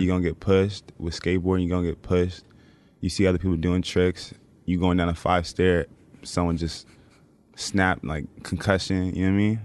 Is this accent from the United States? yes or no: yes; California, United States; moved away; I'm from Cali